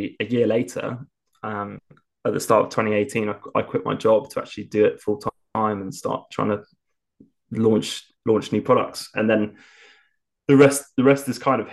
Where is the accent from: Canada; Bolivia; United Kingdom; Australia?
United Kingdom; Lymington, South East England; started consulting for a company down in my hometown in Lymington